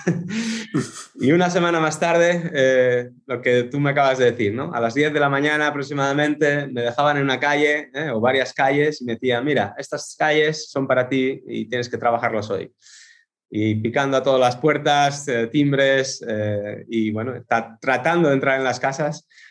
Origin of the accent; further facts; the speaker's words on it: Asturias, Spain; moved away as an adult; now in Netherlands; soy español, eh, de Asturias, del norte, noroeste.